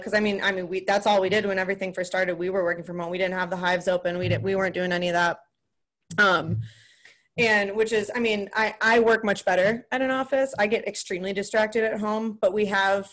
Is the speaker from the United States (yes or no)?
yes; De Pere, Wisconsin, United States; I'm from northern Wisconsin. I'm from De Pere, Wisconsin, like right outside of Green Bay